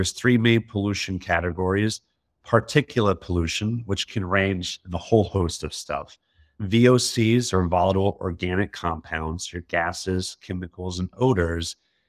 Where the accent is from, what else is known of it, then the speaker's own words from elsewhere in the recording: Alabama, United States; You know, I'm from Alabama originally in the South. I went to Auburn University.